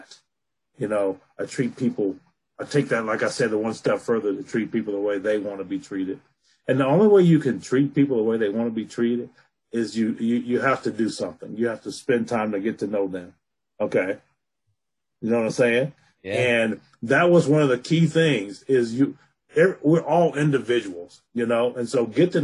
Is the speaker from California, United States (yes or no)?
no; Alabama, United States; now in Colorado, United States; I was born and raised in Alabama, but I live in Colorado now